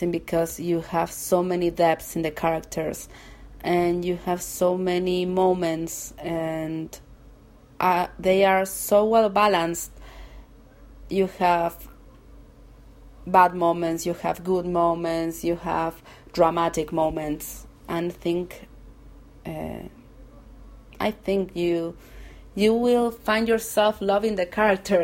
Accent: Argentina; English is a second language; I'm from Argentina

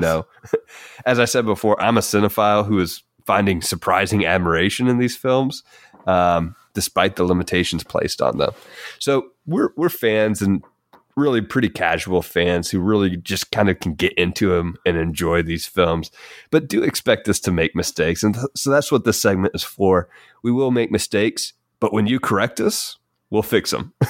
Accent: Kentucky, United States; we are from Kentucky

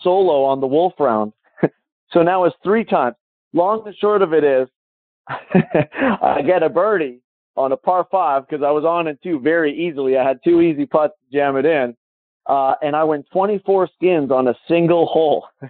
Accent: Calgary, Alberta, Canada; my hometown, Calgary

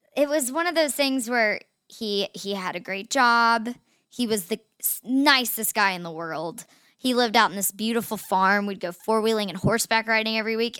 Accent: Chattanooga, Tennessee, United States; we grew up in Chattanooga in the, like, the same friend groups

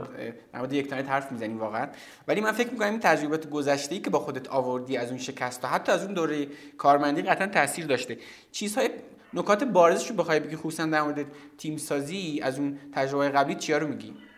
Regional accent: Zahedan, Sistan and Baluchestan, Iran; moved away as an adult; also born or lived in Zabol / Tehran; من که مثلا توی زاهدان به دنیا توی زابل به دنیا آمدم و بعد توی زاهدان بزرگ شدم

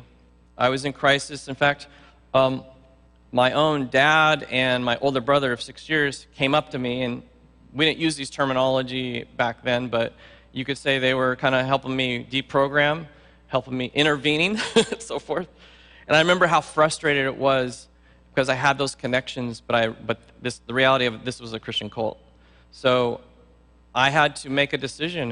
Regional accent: San Luis Obispo, California, United States; moved away as an adult; also born or lived in Hayward, California; I'm from San Luis Obispo on the Central Coast

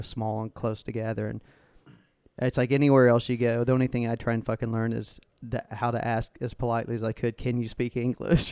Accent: United States; being American

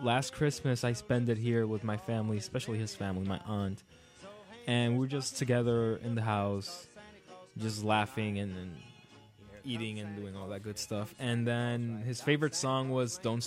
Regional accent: Aibonito, Puerto Rico; That is the mountains. That is my hometown. I am from the mountains

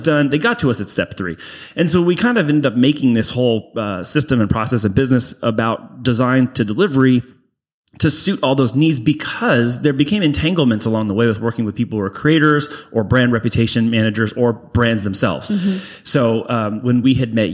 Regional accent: Bonita, California, United States; I am from San Diego. Born and raised, originally from Bonita

